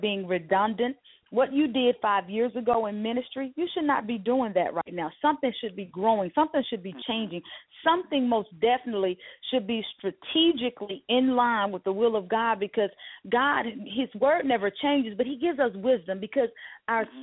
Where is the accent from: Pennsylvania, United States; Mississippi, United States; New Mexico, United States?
Mississippi, United States; growing up in Mississippi